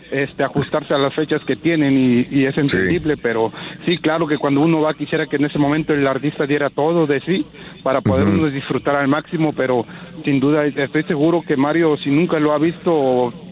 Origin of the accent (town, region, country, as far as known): Acapulco, Guerrero, Mexico; moved away